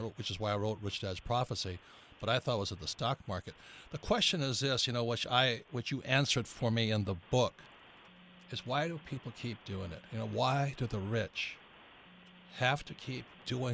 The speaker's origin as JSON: {"language": "English", "region": "Hawaii", "country": "United States", "tie": "born or raised there", "said": "I grew up in Hawaii where there's always earthquakes"}